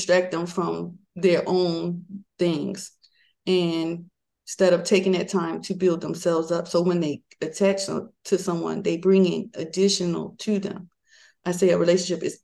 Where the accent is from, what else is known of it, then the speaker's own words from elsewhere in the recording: Maryland, United States; moved away as an adult; I'm from Maryland, my husband's from Georgia